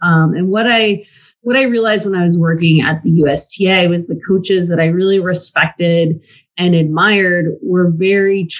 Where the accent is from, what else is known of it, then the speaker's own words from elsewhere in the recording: West Coast, United States; moved away; I'm originally from the West Coast.